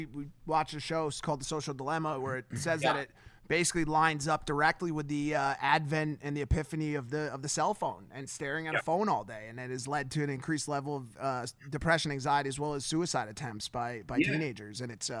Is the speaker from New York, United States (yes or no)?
no; Milford, Connecticut, United States; moved away as an adult; also born or lived in Stamford, Connecticut; now in Los Angeles, United States; I'm from Connecticut